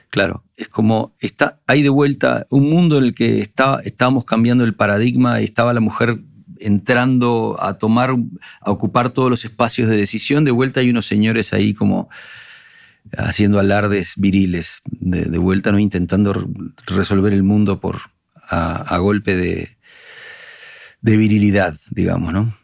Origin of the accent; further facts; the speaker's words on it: Montevideo, Uruguay; accent: Uruguayan; moved away as an adult; now in Spain; Evidentemente yo nací en Uruguay, pero mi padre nació en Berlín y mi abuelo del otro lado nació en, Asturias, entonces, y mi hijo nació en Madrid, eh, ¿sabes? Entonces es como... Eh, y a la, vez, a la vez no puedo ser más uruguayo. Mira, Cristina, llevo 30 años, eh, llevo 27 años viviendo en España y todavía tengo acento uruguayo, toco la guitarra como un uruguayo, veo el mundo como un montevidean